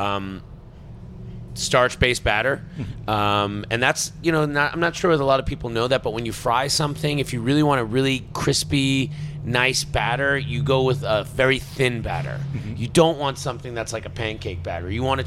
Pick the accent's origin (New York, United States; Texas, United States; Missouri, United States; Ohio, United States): New York, United States; Long Island; moved away; I'm from New York. Yeah. I'm from Long Island